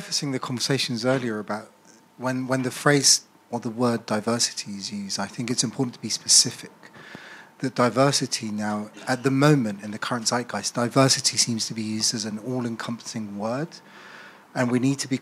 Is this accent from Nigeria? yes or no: no; London, United Kingdom; also born or lived in Colombia; I was born in Colombia, raised as a London and educated here in the UK